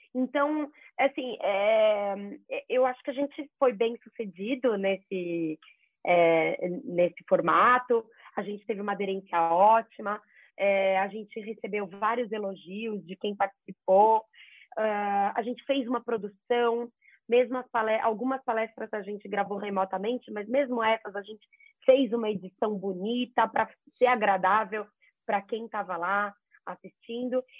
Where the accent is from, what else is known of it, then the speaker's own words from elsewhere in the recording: Jaú, São Paulo, Brazil; Eu sou de Jaú, sou jaúense, interior de São Paulo